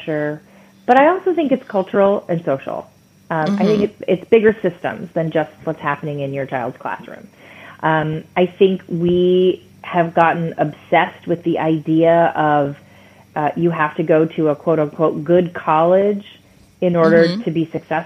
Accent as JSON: {"language": "English", "region": "Michigan", "country": "United States", "tie": "born or raised there", "said": "I grew up in Michigan. I grew up in Michigan in an immigrant family"}